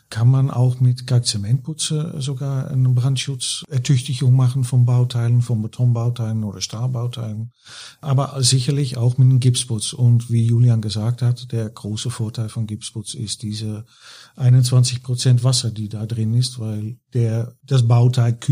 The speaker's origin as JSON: {"language": "German", "country": "Netherlands", "second_language": "German", "moved": "as an adult", "lives_now": "Germany", "said": "die hören aber bestimmt gleich, dass ich äh, kein gebürtiger Deutscher bin. Ich bin Holländer, war auch äh, bei Knauf in Holland tätig, acht Jahren."}